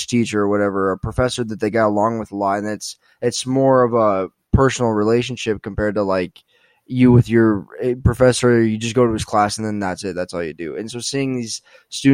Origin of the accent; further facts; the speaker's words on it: United States; as an American